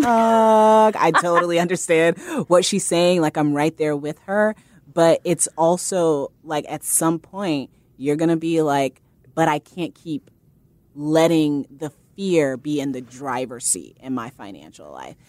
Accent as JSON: {"language": "English", "town": "Fort Wayne", "region": "Indiana", "country": "United States", "moved": "as an adult", "lives_now": "New York, United States", "said": "I'm from Fort Wayne, Indiana"}